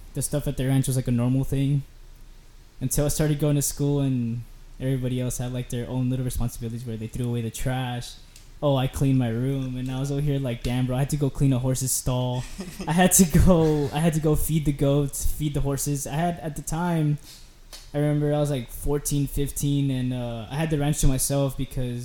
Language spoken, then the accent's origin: English; McAllen, Texas, United States; also born or lived in Mexico; I grew up in the valley. I grew up very south of Texas. It's called McAllen. It was McAllen Mission. I grew up down there